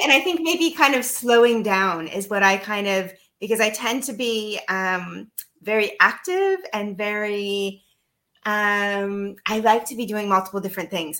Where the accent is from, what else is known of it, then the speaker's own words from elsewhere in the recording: United States; moved away as an adult; now in Netherlands; I'm American. Uh, that's living abroad, so also kind of an expat